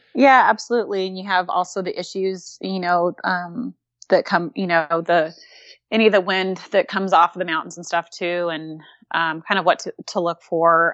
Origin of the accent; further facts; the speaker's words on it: Southern California, United States; moved away as an adult; also born or lived in Hawaii; now in Louisville, Kentucky, United States; I'm originally from Southern California